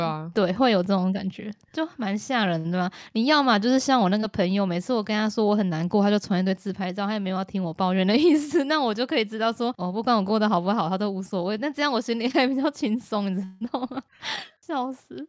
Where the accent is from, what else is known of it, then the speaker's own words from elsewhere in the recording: Keelung, Taiwan; 你在侮辱我的故乡